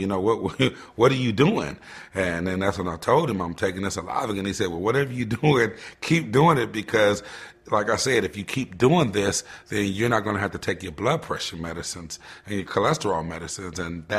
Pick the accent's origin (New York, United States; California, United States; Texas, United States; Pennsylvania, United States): Texas, United States; Arlington; I'm originally from Arlington, Texas, where I graduated a two-sport All-American in track and football. Went to Oklahoma State University on a football scholarship before signing with the Ottawa Rough Riders in the CFL.